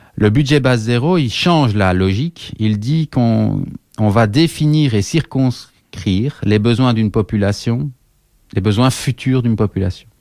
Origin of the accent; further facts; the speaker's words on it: Liège, Wallonia, Belgium; je suis liégeois